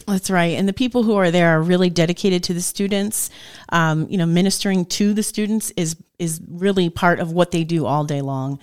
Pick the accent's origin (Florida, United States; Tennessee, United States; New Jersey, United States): New Jersey, United States; moved away as an adult; also born or lived in Appalachia / Dallas, Pennsylvania; now in Northeast Pennsylvania, United States; so my husband and I both grew up in New Jersey.